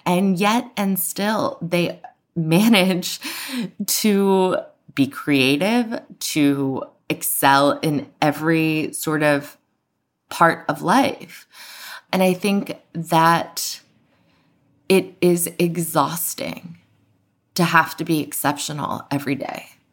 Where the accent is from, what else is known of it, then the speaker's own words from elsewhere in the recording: United States; also born or lived in Iran; as an American who had grown up knowing maybe not everything about the civil rights movement